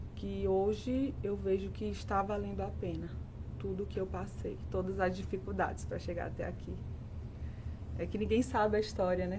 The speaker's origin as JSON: {"language": "Portuguese", "town": "Tabira", "region": "Pernambuco", "country": "Brazil", "tie": "born or raised there", "also_born_or_lived": "Recife", "moved": "as an adult", "lives_now": "São Paulo, Brazil", "said": "eu sou pernambucana, eu moro aqui em São Paulo há cinco anos já"}